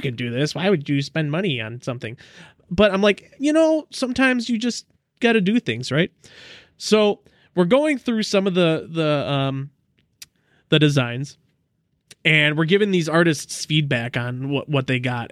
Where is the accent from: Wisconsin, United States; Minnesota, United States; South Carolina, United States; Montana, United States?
Wisconsin, United States; Southeast; my hometown of, oh, I don't wanna dox myself. Uh, it was in Southeast Wisconsin